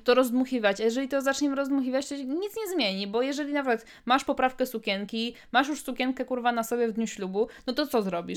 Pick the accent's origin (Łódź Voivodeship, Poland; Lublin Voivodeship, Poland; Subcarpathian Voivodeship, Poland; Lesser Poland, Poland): Łódź Voivodeship, Poland; u nas w Łódzkim